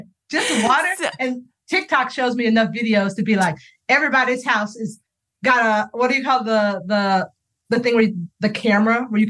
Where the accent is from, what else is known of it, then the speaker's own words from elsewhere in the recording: Florida, United States; I'm from Florida.